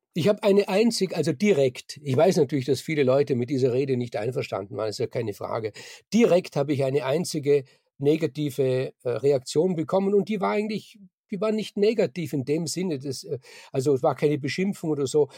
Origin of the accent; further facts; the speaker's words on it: Austria; bei uns in Österreich